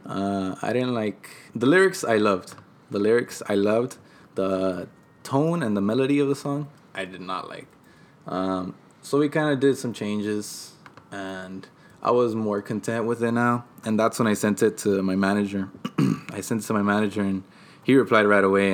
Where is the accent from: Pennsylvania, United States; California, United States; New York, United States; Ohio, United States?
California, United States; Oxnard; also born or lived in San Bernardino, California / Mexico; I was raised here since I was